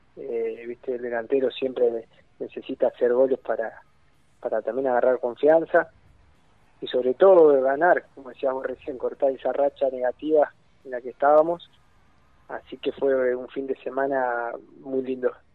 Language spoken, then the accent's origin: Spanish; Argentina; yo soy de Torquen, queda acá cerca